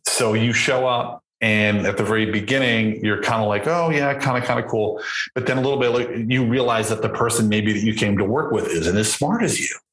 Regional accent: Boston, Massachusetts, United States; I grew up in Boston.

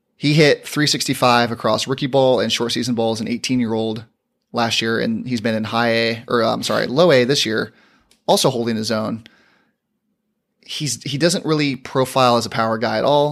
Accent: San Diego, California, United States; I'm from San Diego

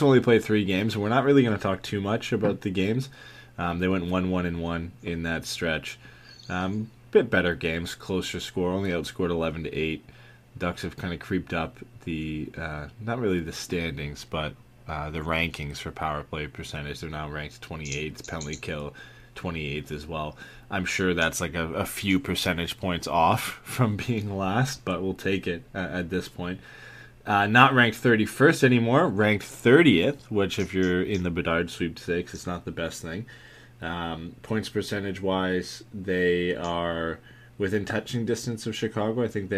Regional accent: Canada; Yeah, and Ryan Gosling. We have the Ryans.

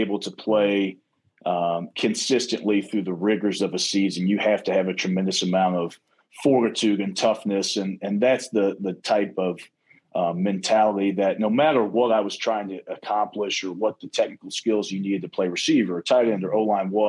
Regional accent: Kentucky, United States; moved away as an adult; now in Madison, United States; growing up in Kentucky

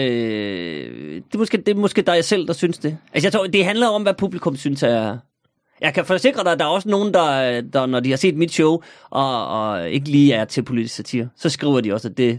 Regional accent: North Jutland, North Denmark Region, Denmark; nu er jeg jo nordjyde

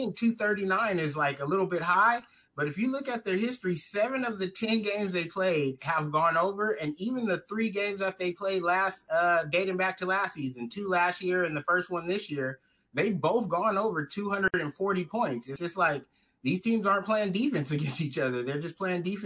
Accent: Southern California, United States; I'm from Southern California

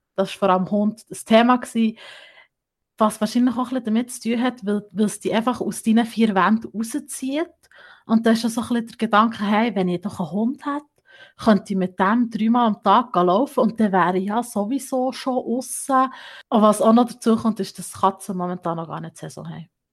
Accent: Bern, Switzerland; bei uns in der Schweiz, im Kanton Bern

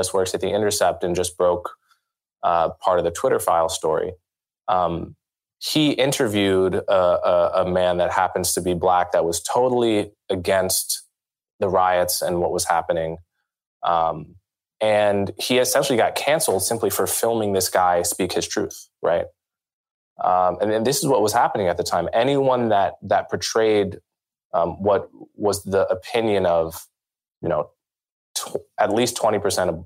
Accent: New York, United States; in New York where I live, where I'm from

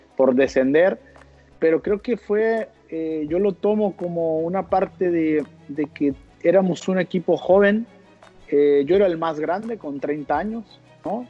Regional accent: Mexico; moved away as an adult; acá estamos los mexicanos

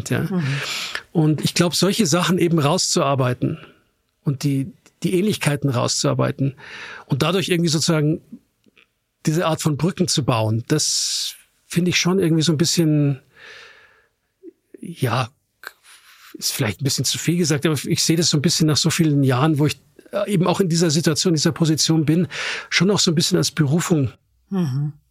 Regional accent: Austria; natürlich dann immer genervt antwortet, ich bin Österreicher.

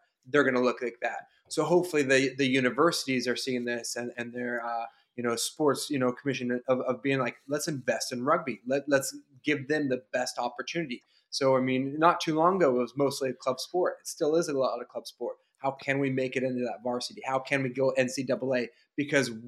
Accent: United States; growing up in America

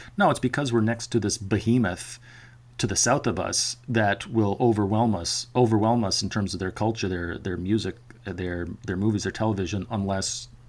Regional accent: the Northwest Territories and the Yukon, Northern Canada, Canada; I grew up in Northern Canada, the Northwest Territories in the Yukon

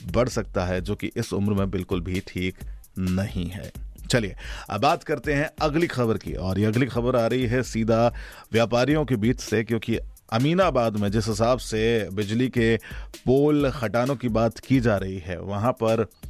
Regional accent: India

